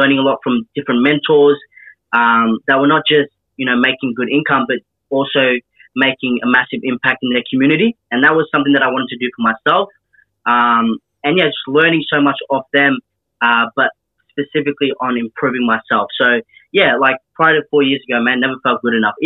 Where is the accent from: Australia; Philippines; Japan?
Australia; Melbourne, Victoria; Kilberry Valley in Hampton Park in the southeast of Melbourne